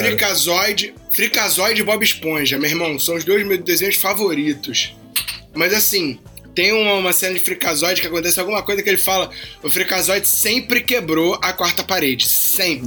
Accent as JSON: {"language": "Portuguese", "region": "Rio de Janeiro", "country": "Brazil", "tie": "born or raised there", "said": "eu sou um cara nascido e criado no Rio de Janeiro"}